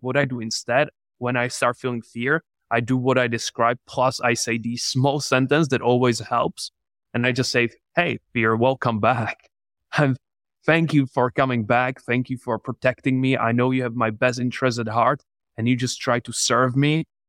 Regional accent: Czechia; English is a second language; moved away as an adult; also born or lived in England; I'm from the Czech Republic.

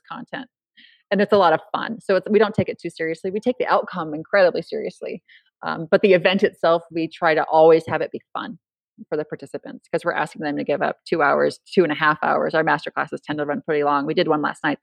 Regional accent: California, United States; also born or lived in Idaho; now in Boise, United States; I'm from California

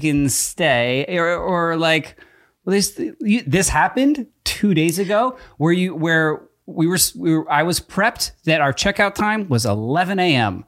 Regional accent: East Coast, United States; moved away; I grew up on the East Coast where we have basements

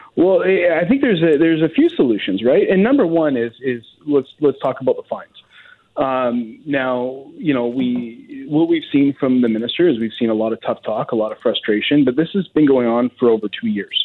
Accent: Lower Mainland, British Columbia, Canada; I grew up in the Lower Mainland

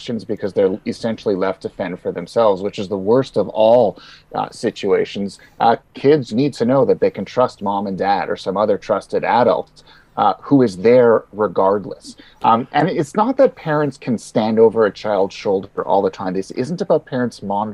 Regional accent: Canada; being Canadian, I remember full well what it's like in the middle of winter

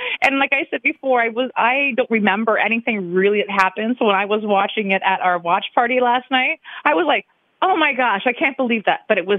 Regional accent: Michigan, United States; And then I'm from Michigan.

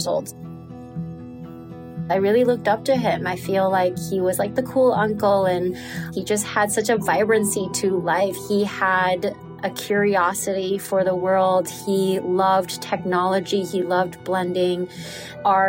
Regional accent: New York City, New York, United States; moved away as an adult; now in Nicaragua; I'm from New York City

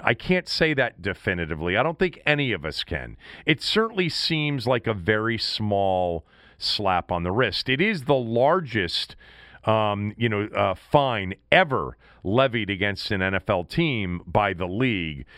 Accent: Washington, District of Columbia, United States; in our city and in our, in our, for me, my hometown

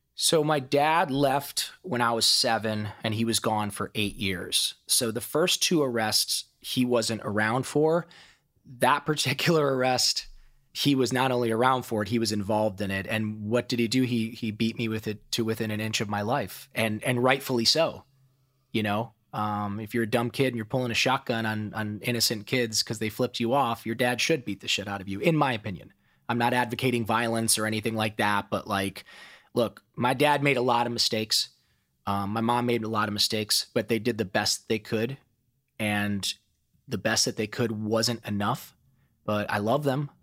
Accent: Toledo, Ohio, United States; accent: Ohio twang; now in Los Angeles, United States; I grew up in Toledo, Ohio, and my childhood was a wilderness of pain.

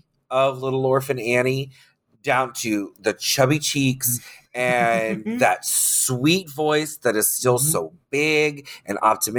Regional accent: Orlando, Florida, United States; I grew up in Orlando doing drag.

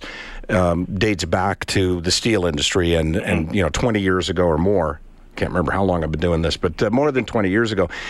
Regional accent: Edmonton, Alberta, Canada; as Edmontonian

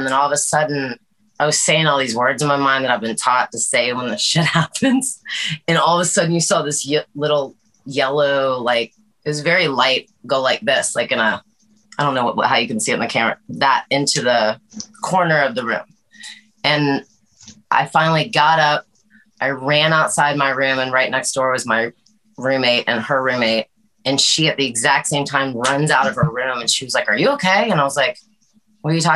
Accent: Atlanta, Georgia, United States; moved away as an adult; also born or lived in Los Angeles, California; now in Nashville, United States; I grew up in Atlanta, lived a little bit of everywhere

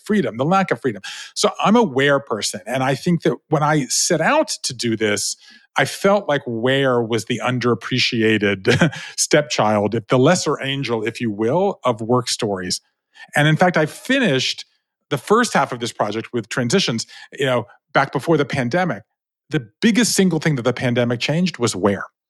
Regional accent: Savannah, Georgia, United States; moved away; I grew up in Savannah, Georgia, right? Five generations of Jews in the South

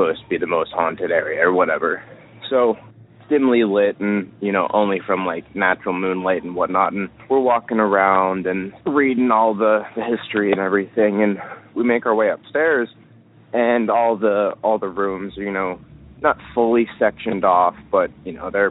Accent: near Philadelphia, Pennsylvania, United States; I am from Pennsylvania, out near Philadelphia.

